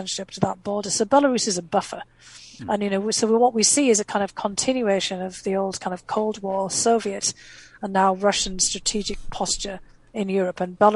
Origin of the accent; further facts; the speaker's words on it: North East England, United Kingdom; first language English; moved away as an adult; also born or lived in Boston / Maryland; now in United States; I left, you know, my hometown in the northeast of England because there was no opportunity there